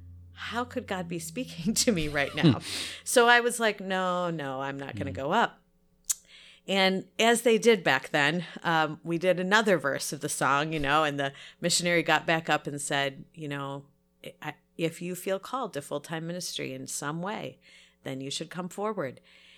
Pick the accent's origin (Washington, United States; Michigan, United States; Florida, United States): Michigan, United States; So I grew up in the Free Methodist Church. My dad was a Free Methodist pastor. So really, in fact, we lived up in the Thumb when he was first pastor, and our parsonage was right behind the church.